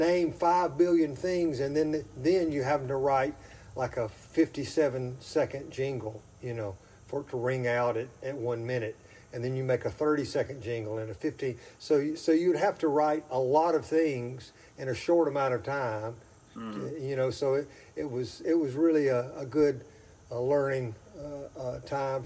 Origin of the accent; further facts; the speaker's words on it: Mobile, Alabama area, United States; accent: southern; It's the upper corner of lower Alabama. And so that's where I'm from. Down around Mobile, Alabama area. Two little small towns I lived in there, Saraland and Satsuma. And I was raised in a family that loved music